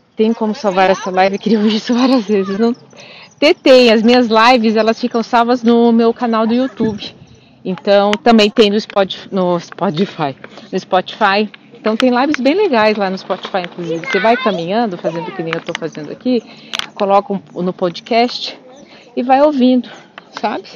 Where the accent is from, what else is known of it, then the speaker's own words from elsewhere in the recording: Curitiba, Paraná, Brazil; eu sou de Curitiba